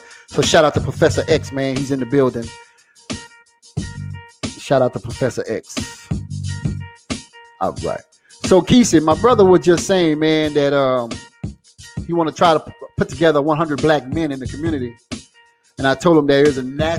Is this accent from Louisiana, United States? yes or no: yes; Assumption Parish, Louisiana, United States; I ended up in Assumption Parish, which is my home town.